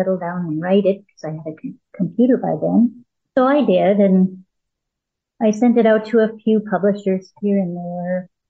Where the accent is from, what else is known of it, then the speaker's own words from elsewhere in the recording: Edmonton, Alberta, Canada; also born or lived in Calgary; I was raised in Edmonton, born 61, moved to Calgary when I was in my early 20s